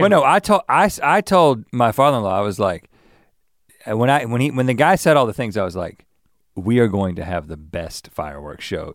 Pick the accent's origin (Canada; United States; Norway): United States; North Carolina; now in California, United States; growing up in North Carolina